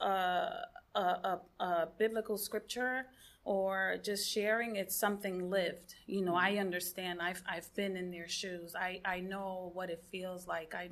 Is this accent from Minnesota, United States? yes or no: no; New York, United States; now in West Palm Beach, United States; I'm a New Yorker.